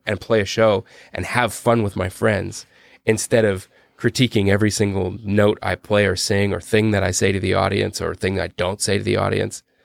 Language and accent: English; Canada; we're Canadian